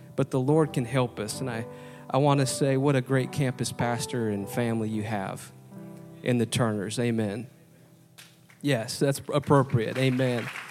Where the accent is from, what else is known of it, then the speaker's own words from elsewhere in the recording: Wisconsin, United States; moved away as an adult; now in Indianapolis, United States; I didn't grow up here. I grew up in Wisconsin